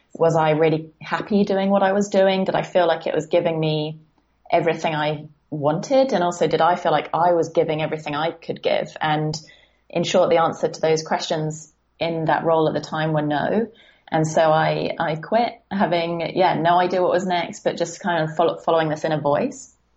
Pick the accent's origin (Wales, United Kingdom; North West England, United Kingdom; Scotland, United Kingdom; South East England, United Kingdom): South East England, United Kingdom; Guildford; also born or lived in San Francisco / London; I'm actually in a town slightly south of London called Guildford. And um, yeah, this is kind of where I was born and raised